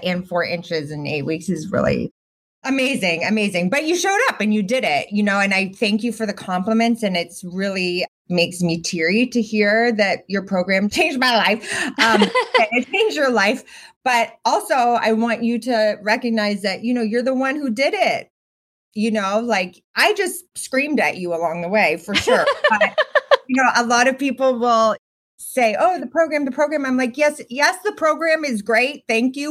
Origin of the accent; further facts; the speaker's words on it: Boston, Massachusetts, United States; I grew up in Boston with like very nerdy parents.